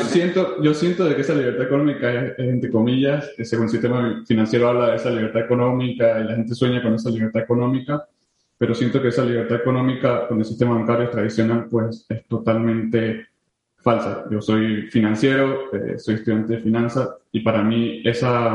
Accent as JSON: {"language": "Spanish", "town": "San Cristóbal", "region": "Táchira", "country": "Venezuela", "said": "Yo soy de San Cristóbal, eh, nací en San Cristóbal, mi familia es en San Cristóbal."}